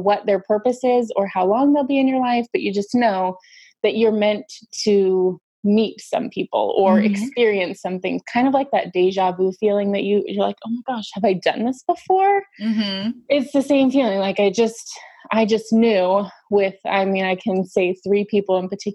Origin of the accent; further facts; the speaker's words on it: Salt Lake City, Utah, United States; moved away as an adult; now in New York, United States; I'm originally from Salt Lake City